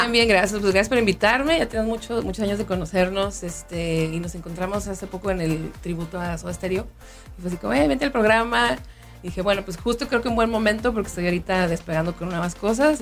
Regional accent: Mexico; also born or lived in Mexico City; como mexicana, como mujer

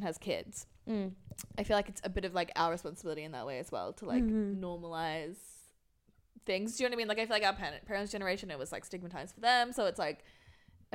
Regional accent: Geelong, Victoria, Australia; I'm from Geelong

